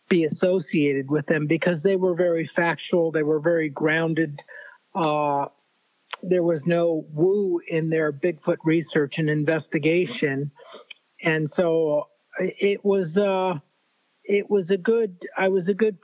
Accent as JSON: {"language": "English", "region": "Southern California", "country": "United States", "tie": "born or raised there", "said": "Born and raised in California, Southern California"}